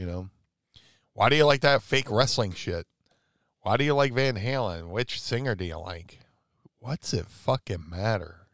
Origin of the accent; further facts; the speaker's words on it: Atlantic City, New Jersey, United States; I was growing up in Atlantic City at the time